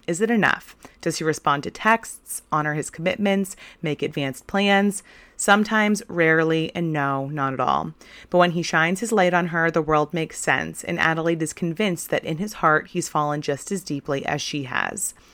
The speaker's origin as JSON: {"language": "English", "town": "Portland", "region": "Maine", "country": "United States", "tie": "born or raised there", "said": "my hometown of Portland"}